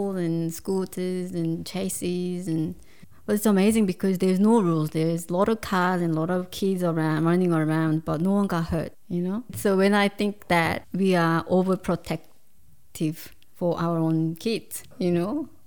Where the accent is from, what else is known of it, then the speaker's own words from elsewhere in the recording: Seoul, South Korea; English is a second language; moved away as an adult; now in Australia; I grew up in Seoul, mm-hmm. capital of Korea